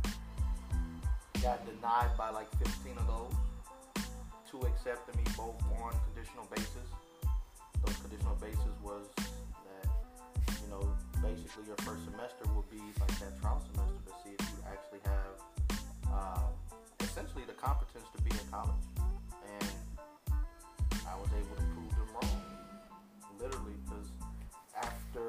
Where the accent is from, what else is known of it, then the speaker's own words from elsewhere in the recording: Elkhart, Indiana, United States; I'm from Elkhart, Indiana